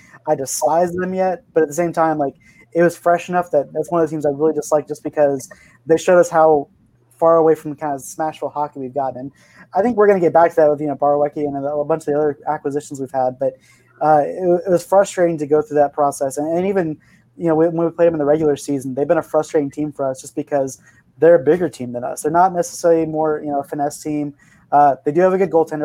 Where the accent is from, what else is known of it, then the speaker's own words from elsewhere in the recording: Arizona, United States; moved away; I'm from Arizona originally